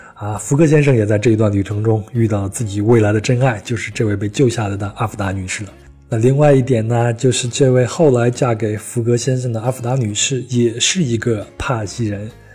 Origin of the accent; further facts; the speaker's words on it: China; 我们中国人